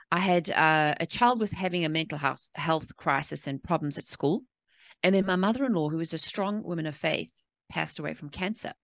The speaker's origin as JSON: {"language": "English", "country": "South Africa", "tie": "born or raised there", "moved": "yes", "said": "I was born and raised in South Africa"}